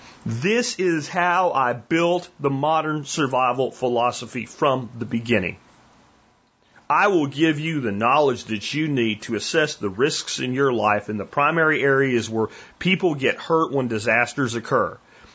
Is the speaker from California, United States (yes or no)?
yes; California, United States; I'm from California. How the hell do I know how to talk to somebody in rural Texas?